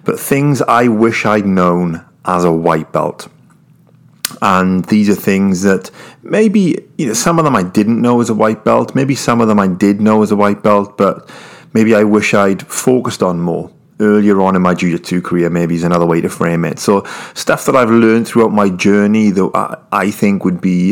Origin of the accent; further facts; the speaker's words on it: United Kingdom; I'm British